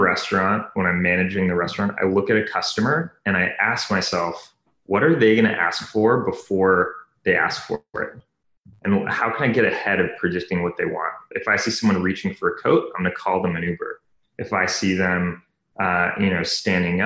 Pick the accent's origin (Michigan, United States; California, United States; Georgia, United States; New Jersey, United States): California, United States; Bay Area; also born or lived in New York; I grew up in the Bay Area. I was actually born in New York, but grew up kind of around the startup tech scene